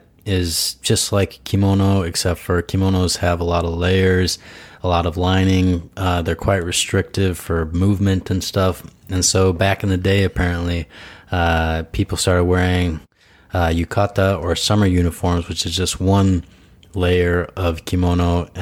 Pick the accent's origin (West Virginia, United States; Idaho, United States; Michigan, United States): Idaho, United States; Yeah, I'm originally from Idaho, man.